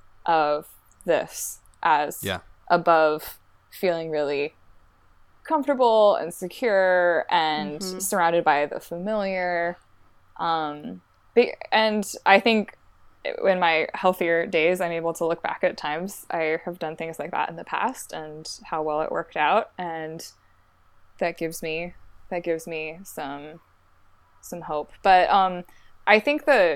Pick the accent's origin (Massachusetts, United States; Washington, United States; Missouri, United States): Washington, United States; Olympia; moved away as an adult; also born or lived in Chicagoland / Newberg, Oregon; I'm originally from Olympia, Washington.